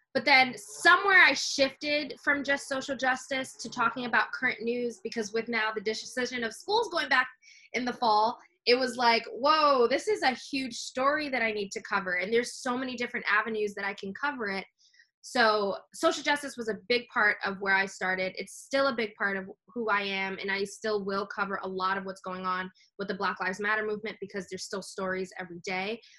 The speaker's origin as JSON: {"language": "English", "town": "New York City", "region": "New York", "country": "United States", "said": "I'm from New York City"}